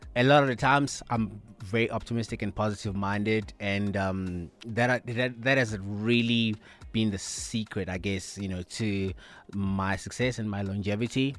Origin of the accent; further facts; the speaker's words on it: South Africa; as black, uh, South Africans